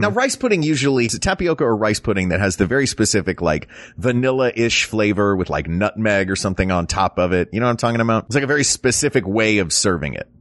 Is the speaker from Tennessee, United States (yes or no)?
yes; Tennessee, United States; growing up in Tennessee